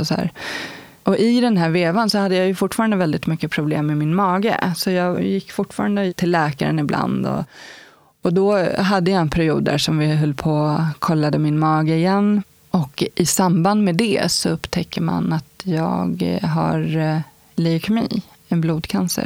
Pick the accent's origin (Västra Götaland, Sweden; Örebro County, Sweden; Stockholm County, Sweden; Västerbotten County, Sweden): Stockholm County, Sweden; Stockholm; Jag kommer från Stockholm. Bagarmossen startade jag mitt liv